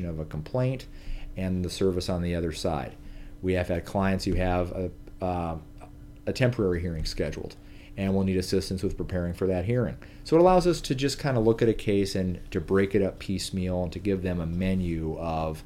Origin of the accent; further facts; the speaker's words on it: Omaha, Nebraska, United States; I am from Omaha, Nebraska, and Omaha native